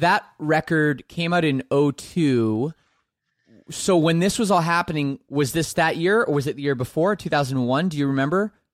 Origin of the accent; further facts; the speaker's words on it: Canada; I'm Canadian